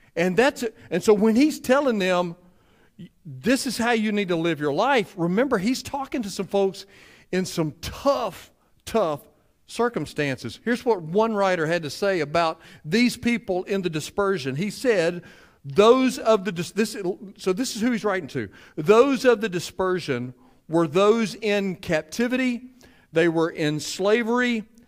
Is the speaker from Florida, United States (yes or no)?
no; Cleveland, Mississippi, United States; me being from Cleveland